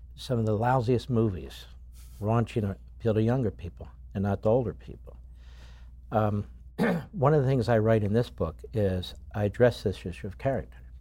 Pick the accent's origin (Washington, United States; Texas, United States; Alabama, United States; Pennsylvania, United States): Pennsylvania, United States; Philadelphia; me as a Philadelphian